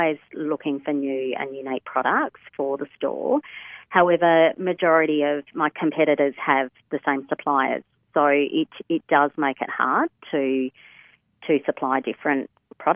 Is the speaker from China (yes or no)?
no; Perth, Western Australia, Australia; I was born and raised in Perth